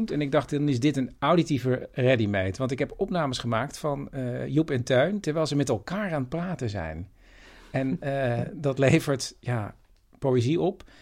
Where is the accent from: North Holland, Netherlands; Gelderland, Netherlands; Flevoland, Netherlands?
Flevoland, Netherlands; Ik kom uit de Noordoostpolder, Chris. Ja, Daar wonen ook heus wel mensen, hoor.